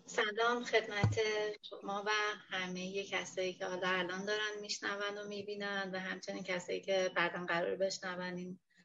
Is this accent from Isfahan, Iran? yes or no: no; Hamadan, Hamadan Province, Iran; moved away as an adult; also born or lived in Tehran; now in Bushehr, Iran; ولی خودم بزرگ شده همدان و خود خب متولد همدانم